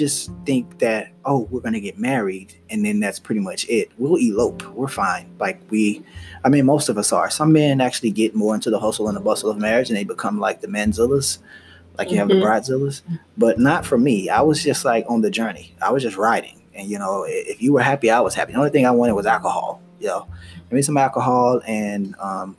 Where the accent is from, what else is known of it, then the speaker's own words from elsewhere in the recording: United States; I am Black American